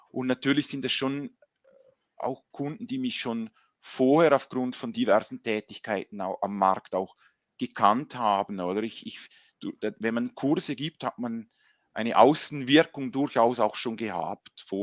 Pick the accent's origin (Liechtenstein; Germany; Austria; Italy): Liechtenstein; also born or lived in Switzerland; ich bin Liechtensteiner und auch Schweizer, also meine Mutter kommt von der Schweiz, ich war in der Schweiz eben beim Studium